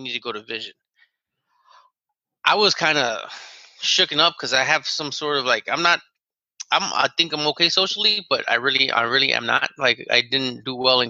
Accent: Chicago, Illinois, United States; I'm from Chicago.

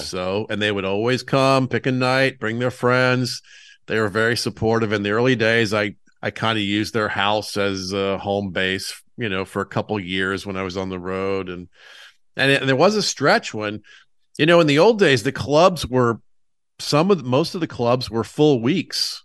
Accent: Atlanta, Georgia, United States; I'm from Atlanta

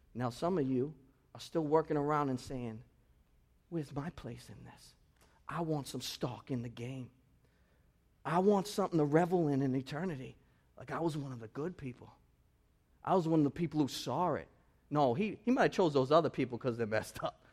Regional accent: United States; this is how we are in American culture

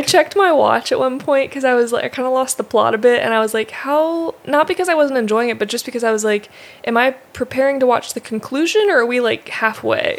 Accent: United States; moved away as an adult; now in Japan; a kid growing up in America with our style of movies and Disney

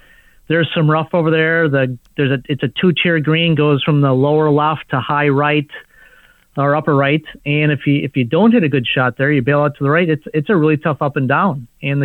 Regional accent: Minnesota, United States; also born or lived in Dallas / Costa Rica; now in Orlando, United States; I grew up in Minnesota

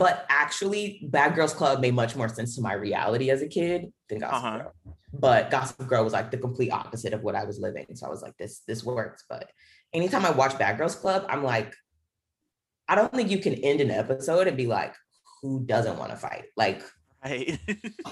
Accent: Charlotte, North Carolina, United States; So I'm from Charlotte, North Carolina.

